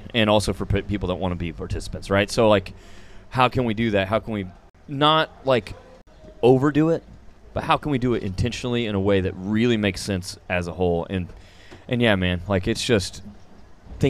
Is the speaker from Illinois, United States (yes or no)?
no; Parsons, Kansas, United States; now in Stillwater, United States; my hometown in Parsons, Kansas.